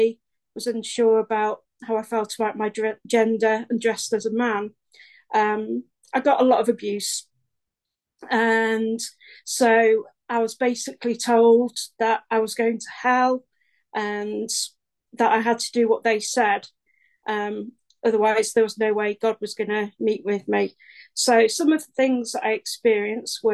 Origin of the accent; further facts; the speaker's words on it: Stockport, North West England, United Kingdom; I'm from Stockport, which is South Manchester in England.